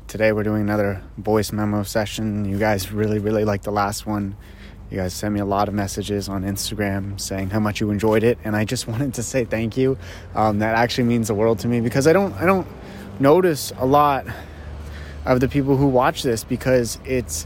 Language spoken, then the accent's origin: English; Greely, Ontario, Canada; I grew up in a small little town called Greeley, and it's just outside of Ottawa